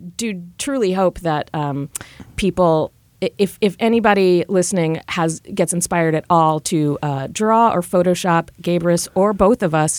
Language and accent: English; Virginia, United States; growing up in Virginia